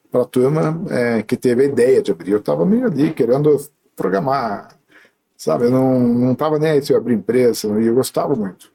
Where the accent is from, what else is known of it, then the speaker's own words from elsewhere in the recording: Alumínio, São Paulo, Brazil; moved away; also born or lived in Sorocaba / Campinas; Eu nasci em Sorocaba porque, na verdade, eu era de alumínio e lá não tinha hospital.